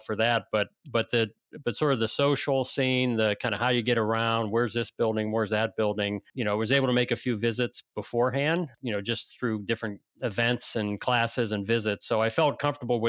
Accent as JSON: {"language": "English", "town": "Sharon", "region": "Pennsylvania", "country": "United States", "tie": "born or raised there", "moved": "as an adult", "lives_now": "Chicago area, United States", "said": "I grew up in Sharon, Pennsylvania"}